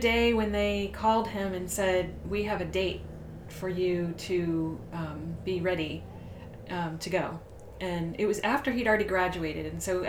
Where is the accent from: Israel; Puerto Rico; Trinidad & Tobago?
Puerto Rico; born there; I was born in Puerto Rico because they were in the Air